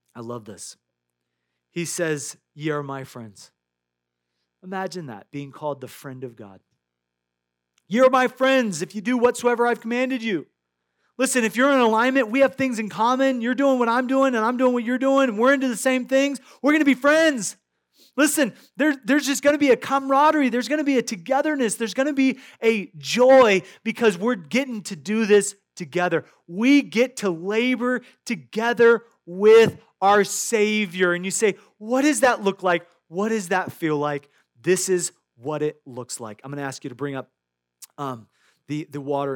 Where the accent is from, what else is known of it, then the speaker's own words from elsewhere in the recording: Iowa, United States; I grew up in Iowa.